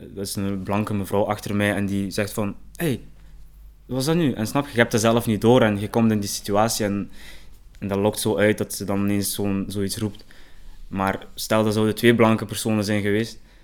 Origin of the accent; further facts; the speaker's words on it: Genk, Flanders, Belgium; Ik ben opgegroeid in Genk